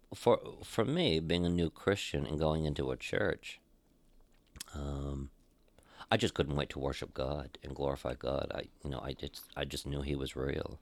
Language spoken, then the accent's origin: English; Caribou, Maine, United States; moved away as an adult; also born or lived in Portland, Maine; going home to my hometown. Out of Portland, Maine, he wanted me to go back to my hometown